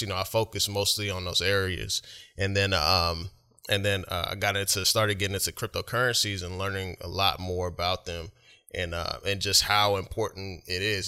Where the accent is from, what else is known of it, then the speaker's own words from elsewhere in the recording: Oklahoma City, Oklahoma, United States; now in Washington, United States; I live up here, but I'm originally from, uh, Oklahoma City